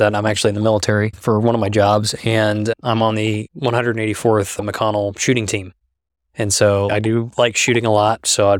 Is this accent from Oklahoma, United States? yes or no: yes; Moore, Oklahoma, United States; I grew up in Moore for a few years there. Right. So …'s from Moore, Oklahoma.